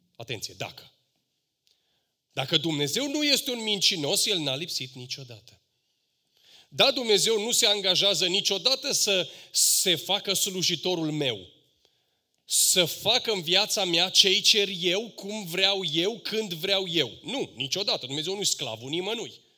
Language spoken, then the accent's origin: Romanian; Romania; noi ca români